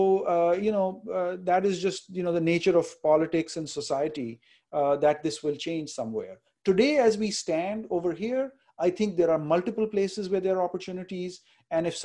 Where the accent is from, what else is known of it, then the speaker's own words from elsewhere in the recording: India; now in United States; We came from India